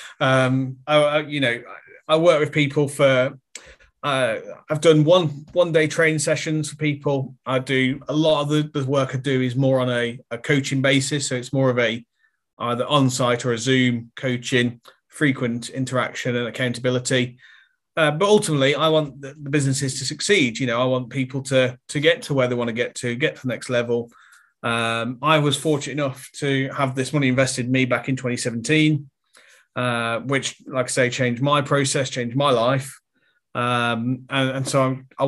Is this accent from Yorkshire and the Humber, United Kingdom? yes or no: no; Birmingham, West Midlands, United Kingdom; I grew up in Birmingham